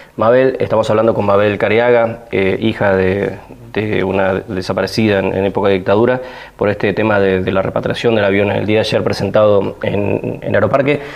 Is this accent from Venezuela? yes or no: no; General Lavalle, Buenos Aires Province, Argentina; moved away as an adult; now in Río Gallegos, Argentina; yo hace más de 20 años o 20 años vivo acá en Río Gallegos, pero soy nacido en General Lavalle.